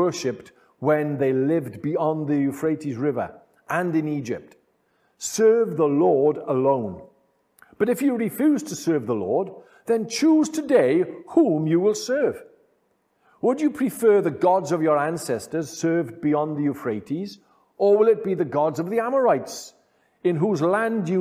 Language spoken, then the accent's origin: English; Wales, United Kingdom; being Welsh and living in this part of the United Kingdom, Wales